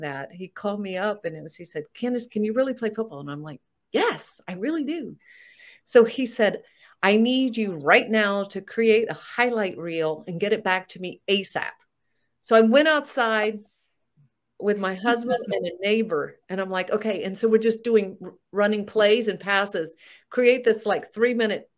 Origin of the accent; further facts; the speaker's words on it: Florida, United States; where I grew up in Florida